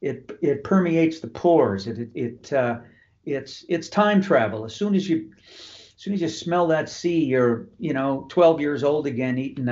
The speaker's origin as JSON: {"language": "English", "town": "Glace Bay", "region": "Nova Scotia", "country": "Canada", "tie": "born or raised there", "said": "I was born in Glace Bay, Cape Breton."}